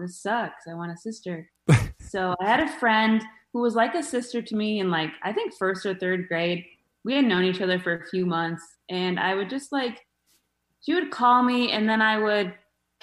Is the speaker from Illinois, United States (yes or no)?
no; Mesa, Arizona, United States; now in Los Angeles, United States; started in Arizona, in Mesa, of all places, right? Yeah, Mesa. I started as a Hawthorne Hawk at Hawthorne